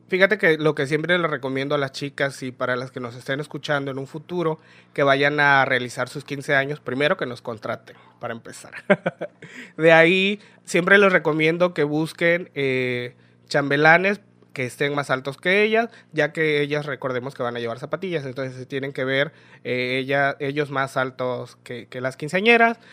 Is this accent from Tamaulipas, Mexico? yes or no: yes; Nuevo Laredo, Tamaulipas, Mexico; moved away as an adult; now in Ciudad Isla, Mexico; nací aquí en Isla, soy oriundo de Ciudad Isla, pero eh, solamente estudié hasta primer año de primaria, de ahí ya sabes, eh, los papás para buscar el sueño americano, que mis papás decidieron irlo a buscar, nos mudamos este, a otra ciudad, nos fuimos a vivir a Nuevo Laredo, a Tamaulipas, no Texas, Tamaulipas. Y allá estudié lo que fue desde segundo año de primaria hasta mi preparatoria